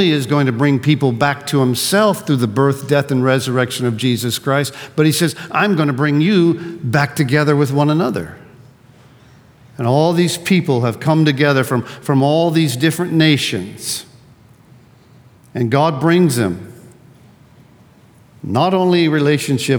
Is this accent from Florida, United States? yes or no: yes; Pensacola, Florida, United States; also born or lived in Gulf Breeze; I'm from Northwest Florida. I'm from the South, a surfer, born and raised in Pensacola and Gulf Breeze